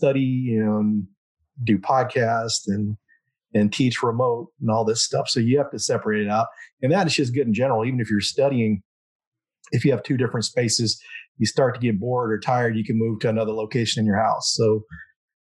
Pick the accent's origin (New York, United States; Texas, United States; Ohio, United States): Texas, United States; Denton; now in Dallas, United States; Denton is my hometown. That's where I grew up